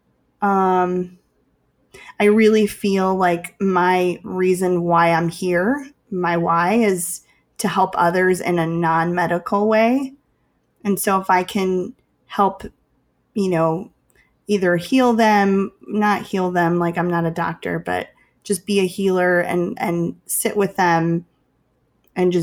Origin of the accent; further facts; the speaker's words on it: Chicago, Illinois, United States; I'm from Chicago